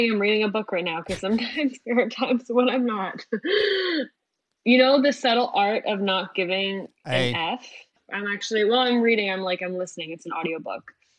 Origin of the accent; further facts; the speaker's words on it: Schaumburg, Illinois, United States; I was playing for the first time in like my hometown in Schaumburg.